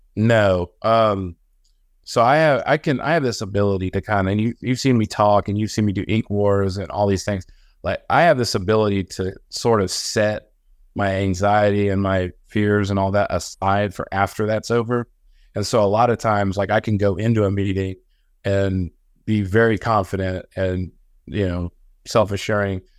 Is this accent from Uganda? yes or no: no; Illinois, United States; moved away as an adult; now in Augusta, Georgia, United States; I grew up in the Midwest on, like, farms, and so nobody had money where I'm from